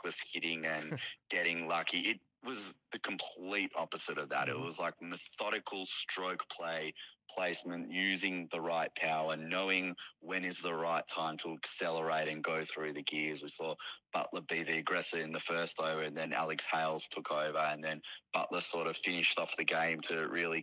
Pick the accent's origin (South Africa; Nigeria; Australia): Australia; As an Australian